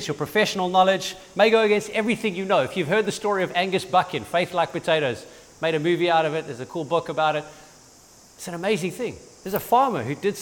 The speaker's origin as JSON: {"language": "English", "town": "Durban", "region": "KwaZulu-Natal", "country": "South Africa", "tie": "born or raised there", "moved": "yes", "lives_now": "St. Lucia, South Africa", "said": "I grew up in Durban."}